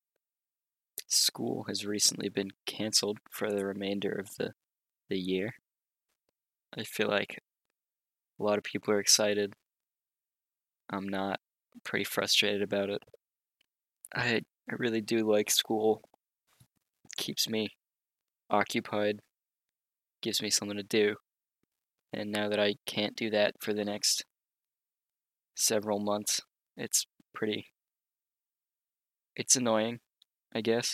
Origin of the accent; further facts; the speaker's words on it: United States; As an American citizen and a middle-class family